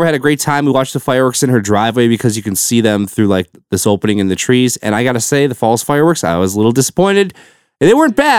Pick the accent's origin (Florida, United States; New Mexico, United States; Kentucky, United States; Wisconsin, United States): Wisconsin, United States; Milwaukee; the Milwaukee show came around. They announced that. And I'm like, well, might as well go to the one that's in my hometown here